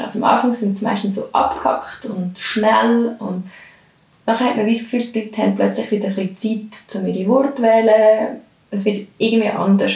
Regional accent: Lucerne, Switzerland; moved away as an adult; now in Zurich, Switzerland; ich komme ursprünglich aus Luzern

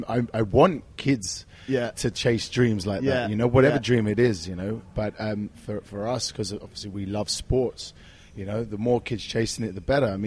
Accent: London, United Kingdom; So basically, I was a young kid growing up in North London.

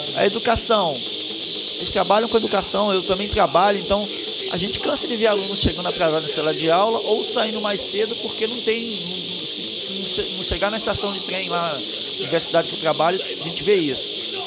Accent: Sergipe, Brazil; also born or lived in Irajá, Rio de Janeiro; now in Rio de Janeiro, Brazil; eu via lá quando era criança no Nordeste, lá em Sergipe

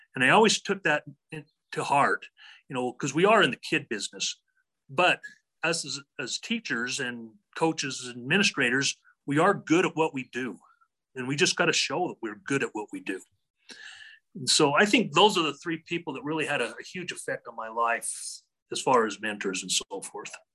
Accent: Draper, Utah, United States; also born or lived in Cardston, Alberta, Canada; I was raised in Draper, Utah.

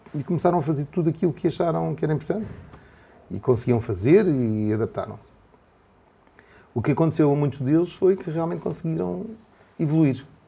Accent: Portugal; como português

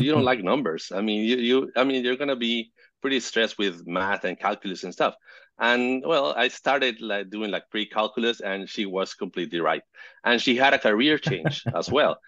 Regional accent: Caracas, Capital District, Venezuela; I'm from Caracas, Venezuela

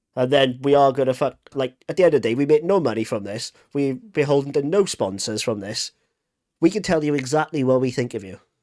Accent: Wales, United Kingdom; I'm Welsh

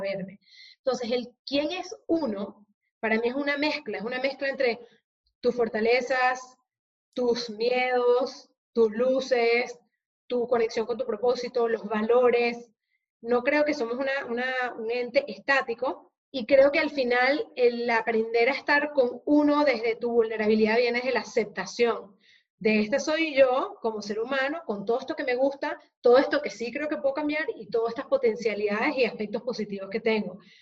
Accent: Venezuela; now in Spain; yo soy venezolana de origen

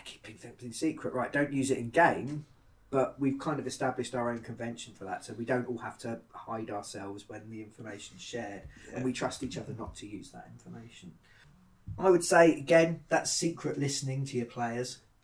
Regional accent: United Kingdom; being British

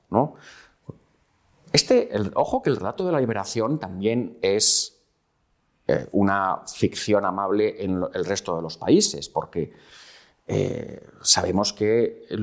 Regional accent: Spain; Yo soy un español de 1982, con lo cual yo no soy un español de la transición

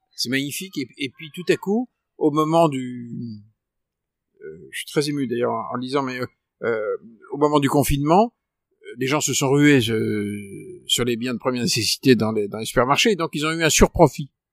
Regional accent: Paris, Île-de-France, France; en tant que Parisien

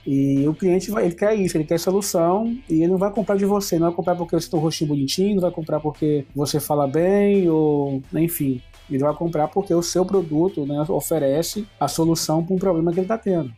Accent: Brazil; como bom brasileiro que somos

